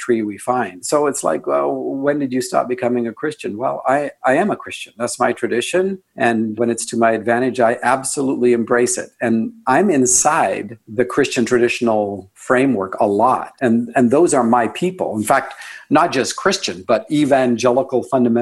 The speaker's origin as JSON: {"language": "English", "country": "Canada", "said": "I'm Canadian."}